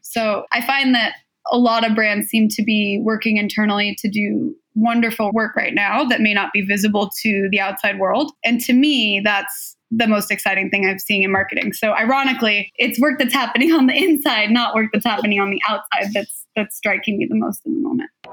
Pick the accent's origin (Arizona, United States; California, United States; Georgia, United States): California, United States; Southern; I was born and raised in Southern California